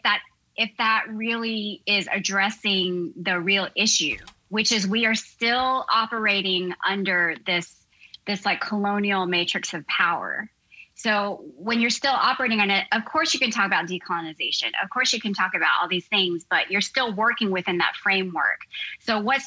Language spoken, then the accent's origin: English; United States; I'm a second generation Korean American. And so when my ancestry started, you know, when I was born in the States